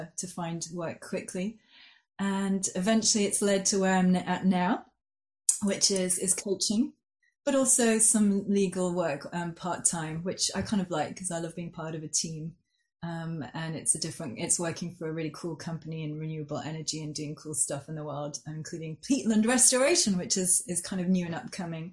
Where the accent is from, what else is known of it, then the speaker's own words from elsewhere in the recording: Geneva, Switzerland; moved away as an adult; now in Oxford, United Kingdom; I grew up in Switzerland, in Geneva. So I was there till I was 18.